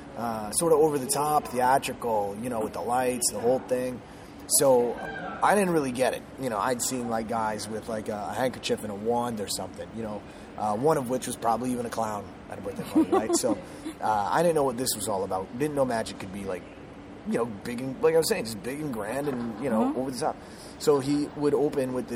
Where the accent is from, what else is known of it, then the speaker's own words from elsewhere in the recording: Minnesota, United States; moved away; I'm originally from Minnesota